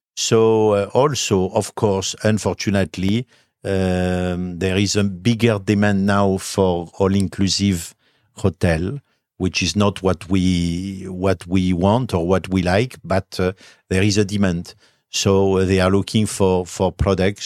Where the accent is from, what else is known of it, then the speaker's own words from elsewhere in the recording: Bordeaux, Nouvelle-Aquitaine, France; English is a second language; moved away as an adult; also born or lived in Switzerland; now in Cyprus; this is my hometown